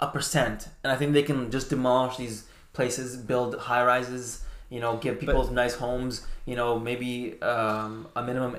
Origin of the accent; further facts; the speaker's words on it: Afghanistan; now in Canada; when I came to Canada from Afghanistan, like, I didn't have much, you know, and I could have easily went a different route.